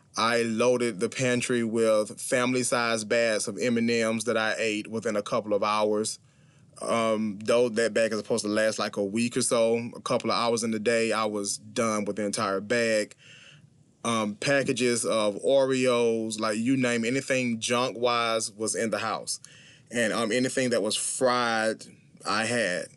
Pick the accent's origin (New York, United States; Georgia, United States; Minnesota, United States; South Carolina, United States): South Carolina, United States; Clinton; I am from Clinton, South Carolina. It is a very small city in South Carolina.